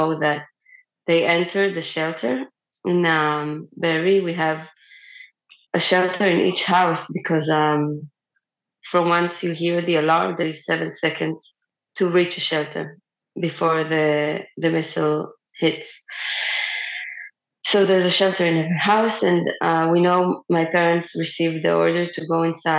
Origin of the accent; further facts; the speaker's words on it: Be'eri, Southern District, Israel; moved away as an adult; now in Beersheba, Israel; I was born and I grew up in Kibbutz Be'eri. I currently live in Be'er Sheva